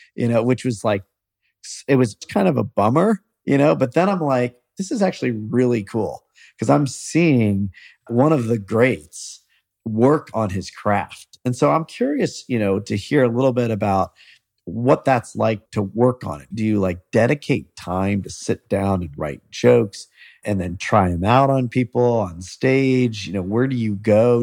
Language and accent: English; Columbus, Ohio, United States; I'm from Columbus